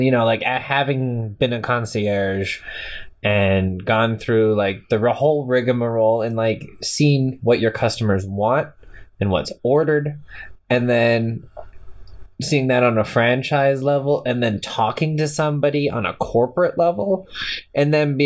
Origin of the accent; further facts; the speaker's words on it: Canada; we're a Canadian population.